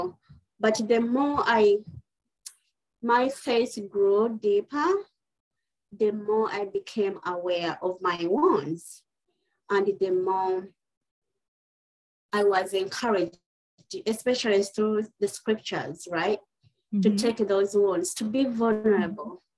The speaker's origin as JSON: {"language": "English", "country": "Uganda", "tie": "born or raised there", "moved": "as an adult", "lives_now": "United States", "said": "originally I'm from East Africa, Uganda, but I've been living in the United States for over 20 years now"}